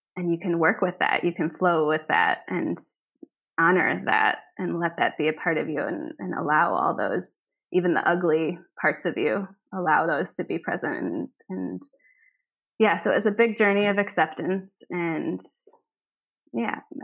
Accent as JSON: {"language": "English", "town": "Minneapolis", "region": "Minnesota", "country": "United States", "moved": "yes", "lives_now": "Copenhagen, Denmark", "said": "I said, Minneapolis."}